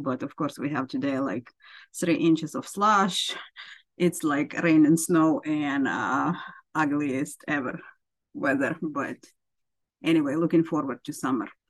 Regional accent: Ukraine; moved away as an adult; now in United States; I am from Ukraine originally, and I immigrated to United States. Uh, just a little bit over 20 years ago

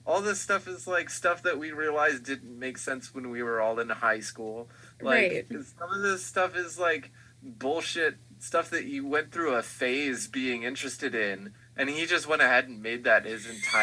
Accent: Houston, Texas, United States; now in Portland, United States; I'm from Houston and I love Houston

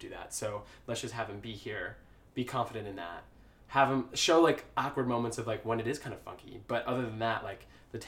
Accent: Cleveland, Ohio, United States; I grew up in Cleveland, Ohio.

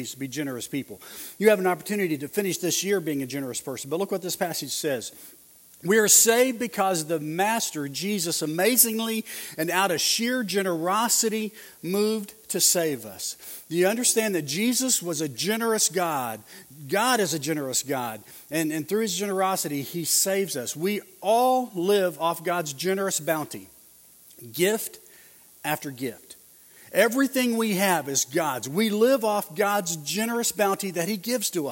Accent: Oklahoma, United States; I'm from Oklahoma and I'm in L.A.

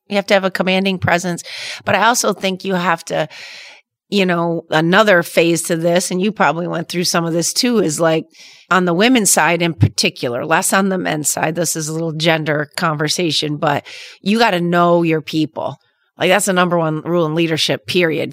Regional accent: Traverse City, Michigan, United States; Growing up in Traverse City

